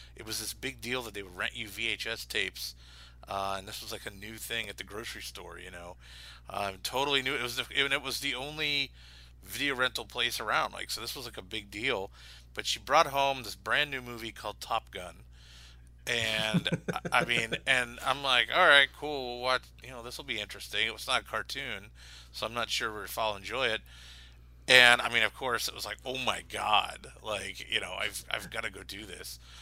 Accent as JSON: {"language": "English", "town": "Pittsburgh", "region": "Pennsylvania", "country": "United States", "tie": "born or raised there", "said": "growing up in Pittsburgh, uh, as, as a kid in the eighties"}